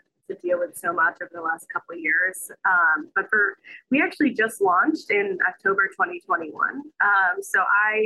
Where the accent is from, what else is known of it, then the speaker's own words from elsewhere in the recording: Chicago, Illinois, United States; moved away as an adult; I'm originally from the Midwest, Chicago